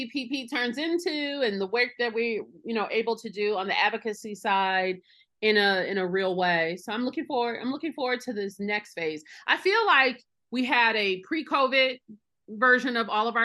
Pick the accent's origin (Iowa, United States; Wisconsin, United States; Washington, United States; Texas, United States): Wisconsin, United States; Milwaukee; Milwaukee, my hometown.